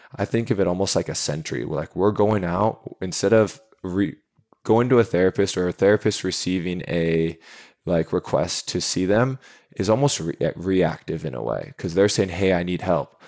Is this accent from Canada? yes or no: no; Seattle, Washington, United States; moved away as an adult; now in San Diego, United States; I grew up in Seattle, born and raised right next to the University of Washington there